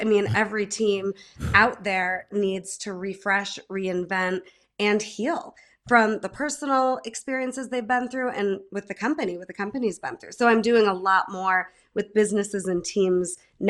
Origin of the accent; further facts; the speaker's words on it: Holland Patent, New York, United States; now in Denver, United States; I'm from Holland Patton. I'm from the Mohawk Valley, love central New York